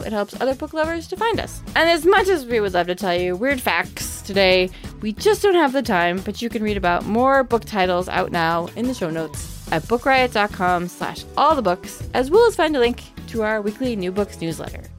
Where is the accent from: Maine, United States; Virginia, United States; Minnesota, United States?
Maine, United States; I grew up in Maine, where people who grew up in Maine, many of them don't say the letter R